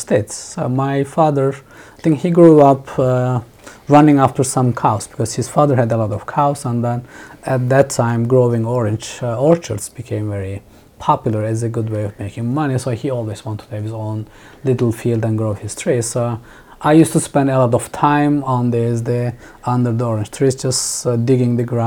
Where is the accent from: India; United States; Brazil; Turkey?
Turkey; Mediterranean Region; English is a second language; moved away as an adult; also born or lived in Istanbul / Dubai; now in Berlin, Germany; I grew up in a rural village on the South Mediterranean coast on the Taurus Mountains